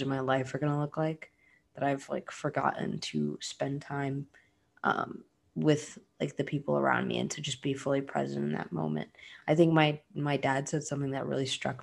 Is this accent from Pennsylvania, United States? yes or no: no; Florida, United States; I'm from Florida